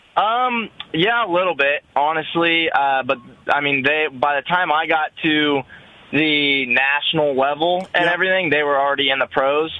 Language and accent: English; Kansas, United States; I'm from Kansas